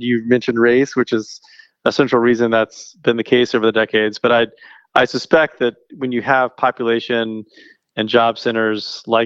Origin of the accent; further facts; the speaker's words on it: Atlanta, Georgia, United States; I'm born and raised in Atlanta, born in Northside Hospital back in the 70s